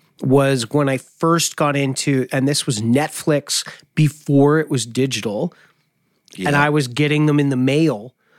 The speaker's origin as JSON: {"language": "English", "region": "East Coast", "country": "Canada", "also_born_or_lived": "Vancouver", "moved": "yes", "said": "I know we're both from the East Coast"}